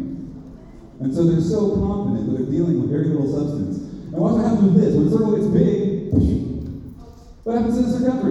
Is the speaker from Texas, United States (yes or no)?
yes; Beeville, Texas, United States; I was born in Beeville